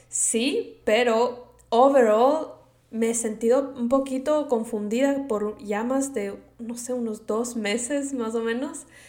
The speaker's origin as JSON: {"language": "Spanish", "town": "Quito", "region": "Pichincha", "country": "Ecuador", "tie": "born or raised there", "accent": "Latino", "moved": "as an adult", "lives_now": "United States", "said": "yo soy de Quito, Ecuador, y yo nací allá, me crié toda mi vida allá"}